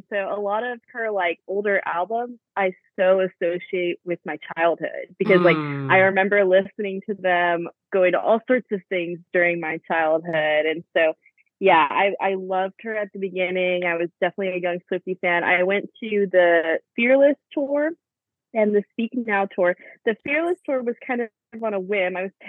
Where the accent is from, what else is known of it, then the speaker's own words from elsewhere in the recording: Houston, Texas, United States; So like you said, I'm from Houston, Texas, born and raised, if you could not tell from my accent.